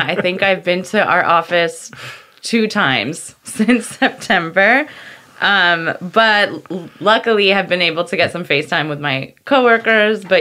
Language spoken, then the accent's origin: English; Connecticut, United States; In Connecticut